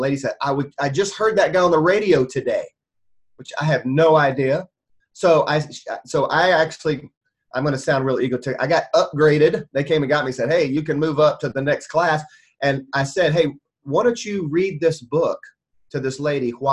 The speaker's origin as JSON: {"language": "English", "region": "the South", "country": "United States", "tie": "born or raised there", "lives_now": "South Alabama, United States", "said": "I grew up in the South"}